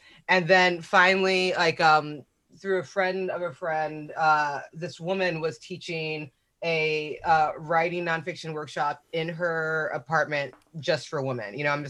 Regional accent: Zaria, Kaduna State, Nigeria; born there; but I was born in Zaria, Nigeria. Like my mother was a Muslim Nigerian woman

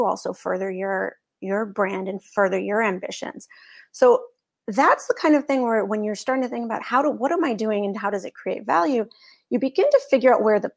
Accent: Boston, Massachusetts, United States; I'm from Boston

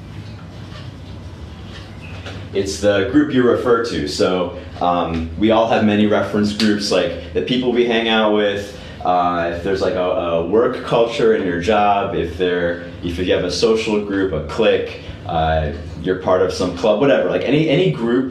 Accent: United States; I'm American.

